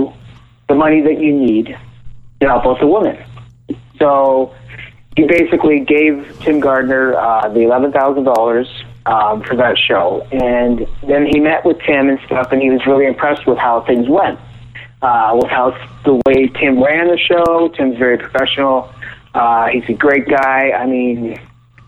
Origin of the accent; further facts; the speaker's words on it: Canada; I'm in Canada right now. I'm from Canada